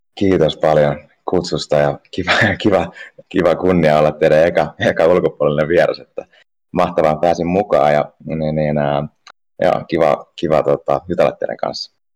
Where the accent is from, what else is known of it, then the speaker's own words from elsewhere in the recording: Turku, Southwest Finland, Finland; also born or lived in Ostrobothnia / Africa; mä oon syntynyt tuolla Pohjanmaalla ja, ja tota, sitten elänyt aika sellaisen kansainvälisen elämään, että mä oon ollut pienestä lähtien asuin Afrikassa vähän se jo ja, ja perheen kanssa ja, ja sitten niin, niin, muuten lapsuuden Tur, Turun seudulla